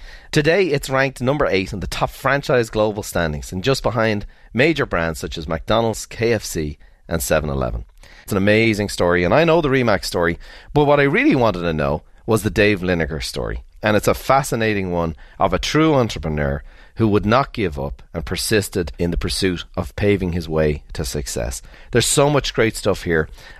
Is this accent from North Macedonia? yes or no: no; Ireland; You know, growing up in Ireland, I never thought I'd meet a millionaire, never mind a billionaire.